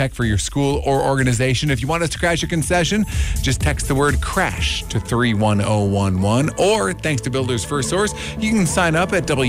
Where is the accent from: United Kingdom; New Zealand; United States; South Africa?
United States; Duluth, Minnesota; moved away; One thing that I did realize when I moved here 13 years ago from northern Minnesota, I came from Duluth, and the roads here are tremendously better